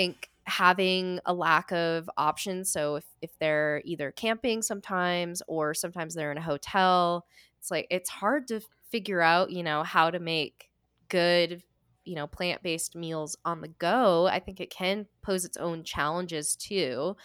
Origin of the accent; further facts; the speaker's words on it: New England, United States; I'm from New England